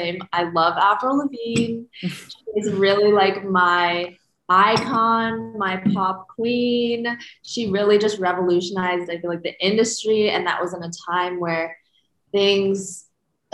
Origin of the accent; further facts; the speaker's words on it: Phoenix, Arizona, United States; So I'm from Phoenix, Arizona, and I was born and raised there